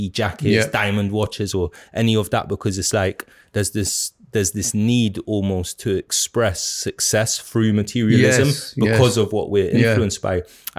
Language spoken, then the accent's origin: English; South Kilburn, London, United Kingdom; growing up in South Kilburn, and like I lived in South Kilburn for you know, about 17, almost 18 years and that.